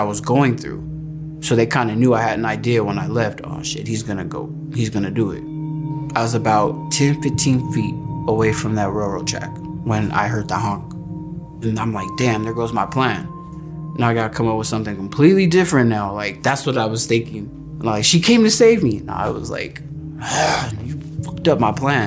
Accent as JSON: {"language": "English", "area": "Antelope Valley", "region": "California", "country": "United States", "said": "I am from the Antelope Valley, a couple hours south of Los Angeles, California"}